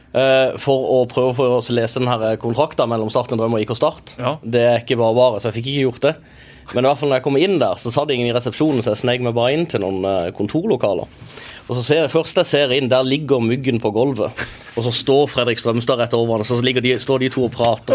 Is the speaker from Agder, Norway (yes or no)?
yes; Kristiansand, Agder, Norway; Men vi er jo kristiansandere